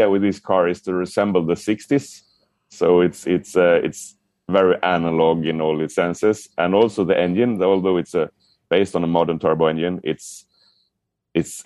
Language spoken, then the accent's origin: English; Sweden; I'm from Sweden.